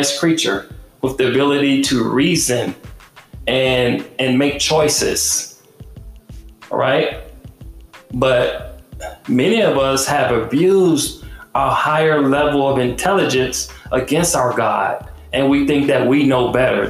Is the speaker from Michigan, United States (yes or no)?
yes; Detroit, Michigan, United States; I had guns in my face growing up in Detroit